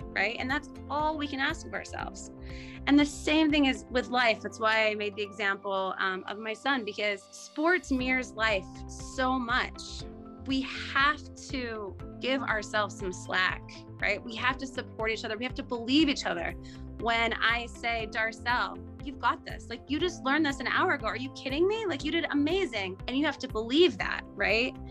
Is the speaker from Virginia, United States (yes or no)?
no; Utah, United States; I grew up in Utah